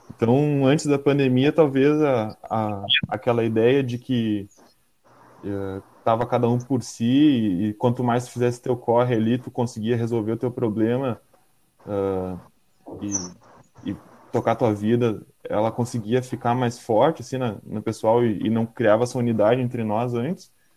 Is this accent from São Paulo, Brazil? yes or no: no; Porto Alegre, Rio Grande do Sul, Brazil; sou aqui de Porto Alegre